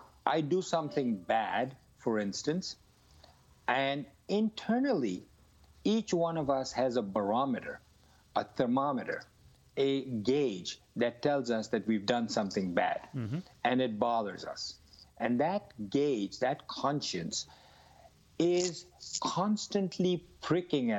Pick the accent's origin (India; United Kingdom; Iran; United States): India; I grew up in India where everybody around me used to smoke